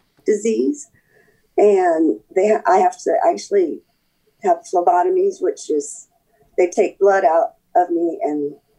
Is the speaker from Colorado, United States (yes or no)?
yes; Colorado, United States; born there; also born or lived in Florida / North Carolina; Well, I was born in Colorado. I was an Army brat, moved around a bunch. I started college in Florida where we retired.